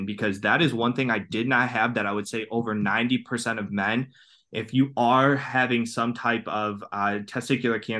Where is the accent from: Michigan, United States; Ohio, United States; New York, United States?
Ohio, United States; Cleveland; I'm from Cleveland, Ohio